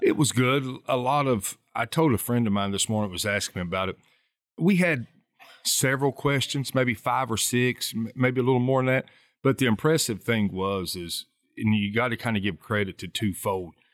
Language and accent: English; Southern West Virginia, United States; growing up in Southern West Virginia